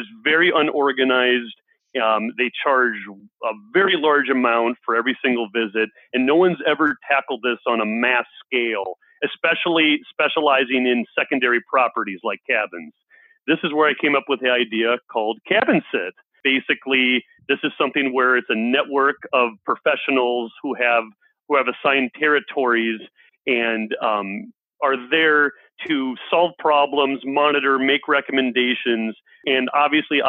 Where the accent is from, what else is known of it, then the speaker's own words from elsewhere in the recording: Minneapolis, Minnesota, United States; I'm from Minneapolis, Minnesota, and a lot of Minnesotans around here, we have cabins